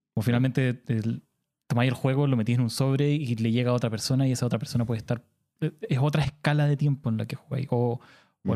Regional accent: Punta Arenas, Magallanes and Chilean Antarctica, Chile; yo soy de Punta Arenas

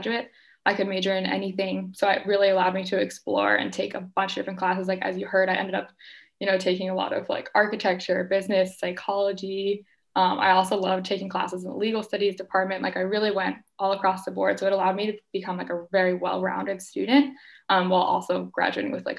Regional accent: Boston, Massachusetts, United States; I am from the Boston area

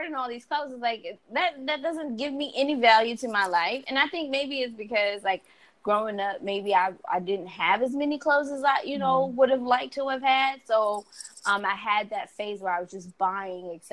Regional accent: New York, United States; moved away; I come from New York

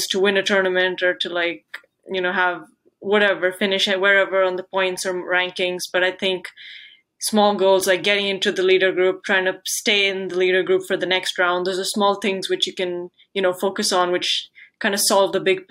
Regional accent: India; from India.

